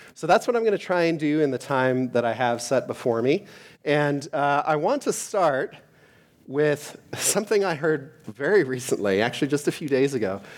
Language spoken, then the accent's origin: English; Canada; moved away; I am from Canada